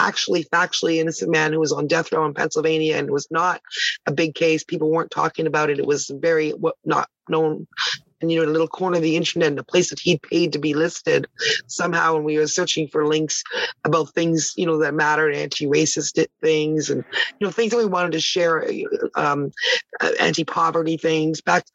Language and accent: English; Toronto, Ontario, Canada; also born or lived in Ottawa; I was born in Ottawa, the nation's capital, where I lived till 10. And then I moved to Toronto, which is, you know, the real mover and shaker city. It's the biggest city in Canada